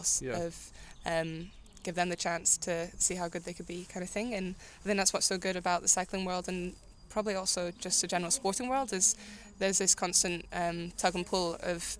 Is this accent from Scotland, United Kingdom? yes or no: yes; Milngavie, Scotland, United Kingdom; I'm from Mulgay